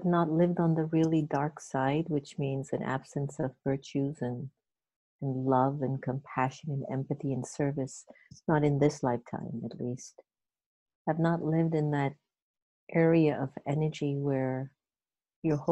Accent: Jamaica; now in United States; I'm Jamaican. And I was born in Jamaica, but my dad's from India and my mother's African

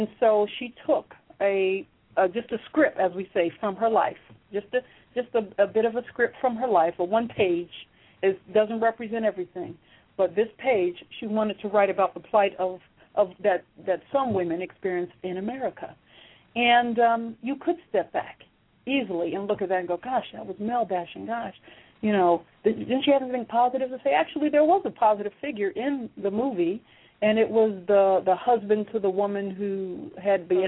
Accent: New Jersey, United States; I'm from Jersey

